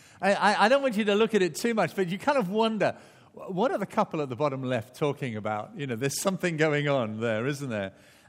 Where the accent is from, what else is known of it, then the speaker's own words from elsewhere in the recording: Barnstaple, South West England, United Kingdom; born there; Mine, unfortunately, says Barnstaple, Devon. all these years and you thought I was born in Wales. Well, I was born in England.